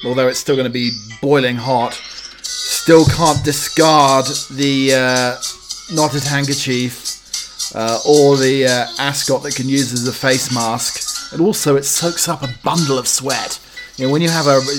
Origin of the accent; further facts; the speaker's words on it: Holt, East of England, United Kingdom; the local fish and chip shop in my hometown of Holt, Norfolk